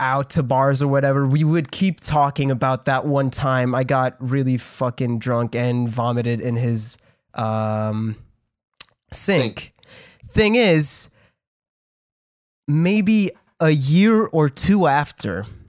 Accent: Canada; I'm French. I'm Canadian

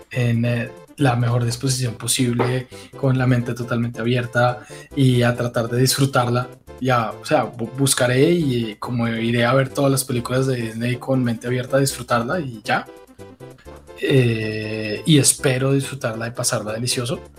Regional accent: Colombia; nosotros somos colombianos

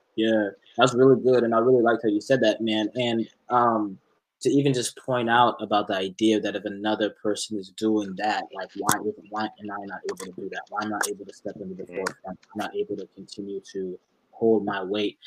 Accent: Dallas, Texas, United States; I was in Dallas, born and raised in Dallas

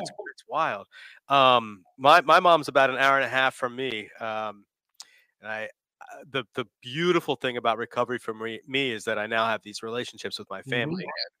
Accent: D.C. area, Northern Virginia, United States; now in Richmond, United States; I'm from Northern Virginia, D.C. Yeah. area.

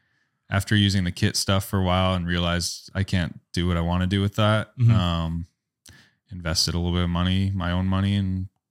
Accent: California, United States; moved away as an adult; now in Minot, United States; I'm from California.

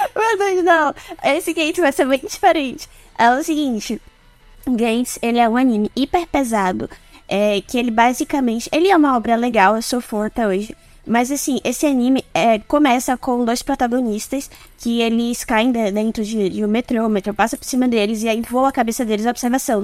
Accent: Recife, Pernambuco, Brazil; Eu sou de Recife, Pernambuco

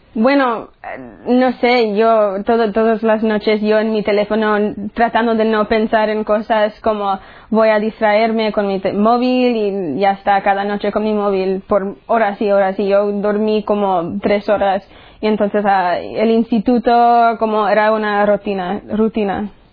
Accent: United States; soy de los Estados Unidos y tengo 18 años

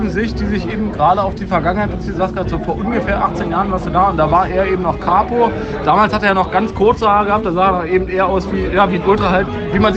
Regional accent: Düsseldorf, North Rhine-Westphalia, Germany; ich bin ja gleich bei einer Auswärtsfahrt dabei, als Düsseldorfer sozusagen.

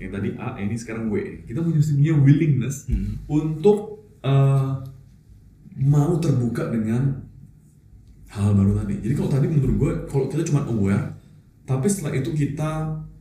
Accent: Surabaya, East Java, Indonesia; gue dari Surabaya

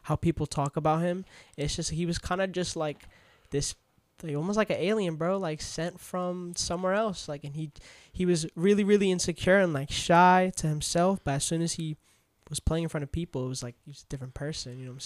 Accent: New York City, New York, United States; I'm really from Queens

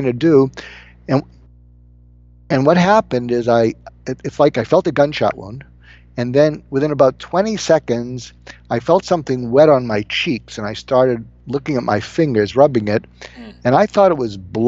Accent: Boston, Massachusetts, United States; I am from Boston

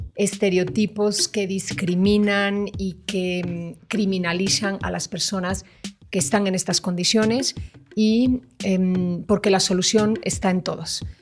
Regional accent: Mexico; nos distingue como mexicanos

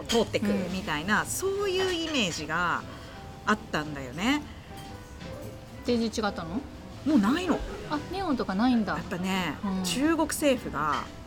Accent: Kansai, Japan; 私も関西

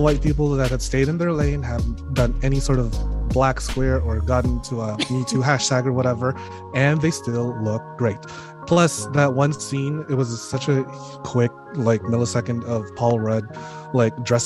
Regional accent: Philippines; moved away; my home country, the Philippines

